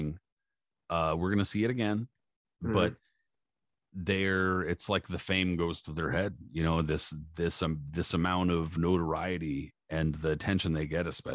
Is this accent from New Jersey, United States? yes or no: no; San Diego, California, United States; growing up in San Diego